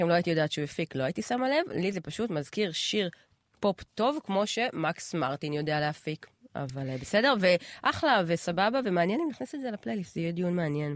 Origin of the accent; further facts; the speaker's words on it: Israel; אני בתור ישראלית, את יודעת, דור, לא יודעת מה, רביעי לאנשים שחיים פה